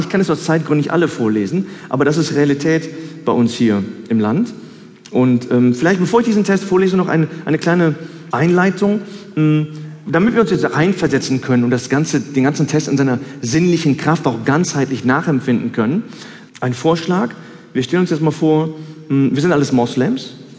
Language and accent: German; Cologne, North Rhine-Westphalia, Germany; ich bin eine Kölsche Jung